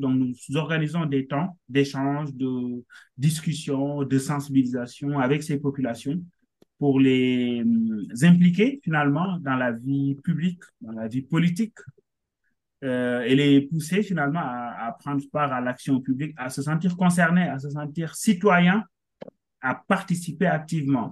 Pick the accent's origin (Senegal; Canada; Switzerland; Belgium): Senegal; moved away as an adult; also born or lived in Dakar; now in France; je suis sénégalais, hein, euh, naturalisé français dernièrement. Mm-hmm. je suis arrivé en France en 2016 dans le cadre de mes études.